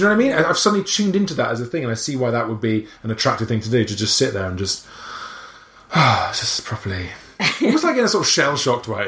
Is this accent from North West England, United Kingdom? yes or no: no; Wales, United Kingdom; accent: Welsh; I'm Welsh